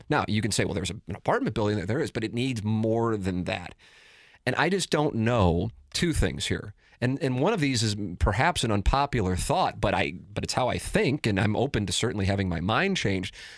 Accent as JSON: {"language": "English", "town": "St. Louis", "region": "Missouri", "country": "United States", "tie": "born or raised there", "said": "grew up, born and raised in South City"}